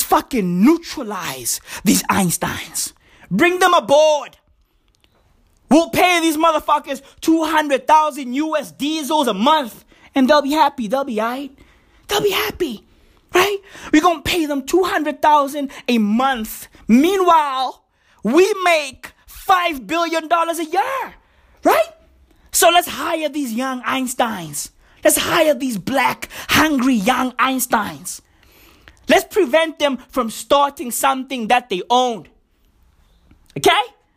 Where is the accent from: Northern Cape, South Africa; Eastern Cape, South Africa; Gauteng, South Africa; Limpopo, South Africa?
Gauteng, South Africa; Johannesburg; I grew up in Johannesburg, and guess what? I live in Johannesburg right now